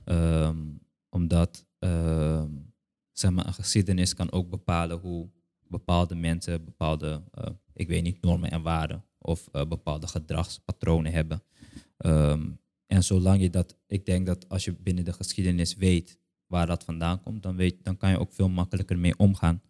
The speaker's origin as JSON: {"language": "Dutch", "country": "Curaçao", "said": "ik een kind ben van Curaçao"}